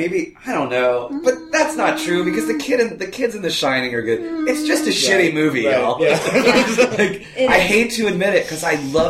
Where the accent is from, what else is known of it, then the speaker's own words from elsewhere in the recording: Maine, United States; I'm from Maine, you fuckers.